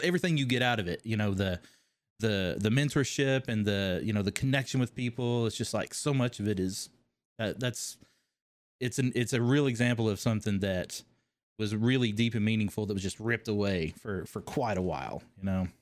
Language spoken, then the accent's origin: English; Kentucky, United States; accent: twang; moved away as an adult; also born or lived in California; Kentucky, originally